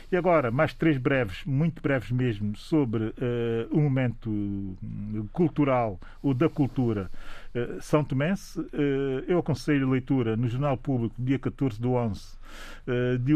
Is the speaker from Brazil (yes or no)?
no; Santiago, Cape Verde; Sou de Santiago e é Zé de São Vicente.